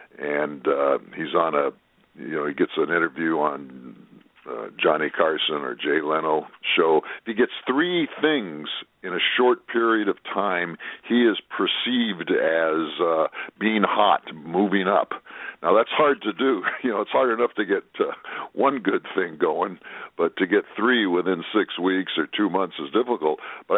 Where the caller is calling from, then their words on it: Japan; I'm calling in from Japan, you only live twice line, land, I should say, only live twice land.